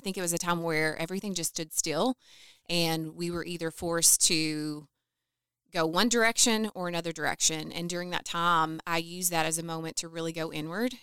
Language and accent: English; Calhoun, Kentucky, United States; moved away as an adult; now in Owensboro, United States; I grew up in Calhoun, so both of us originally from McLean County.